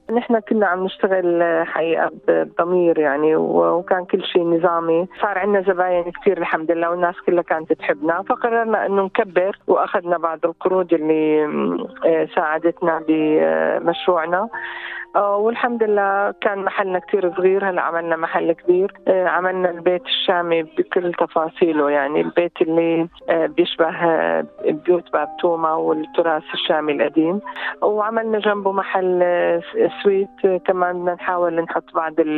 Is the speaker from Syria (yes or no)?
yes; Mashta al-Helu, Tartus Governorate, Syria; moved away as an adult; also born or lived in Aleppo, Syria / Deir ez-Zor, Syria; now in Melbourne, Australia; من سوريا آه، من منطقة جميلة جدا بسوريا اللي هي منطقة مشتى الحلو منطقة منطقة اصطياف جميلة طبعا أنا ولدت هناك ودرست آه، كل مراحل دراستي الابتدائية والإعدادية والثانوية